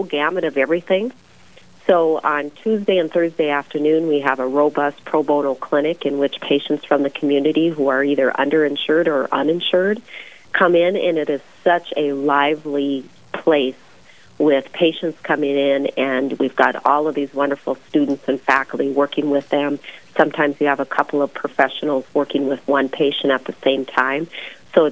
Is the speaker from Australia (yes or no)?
no; Jamestown, North Dakota, United States; now in Bismarck, United States; I'm a North Dakota native. I'm from Jamestown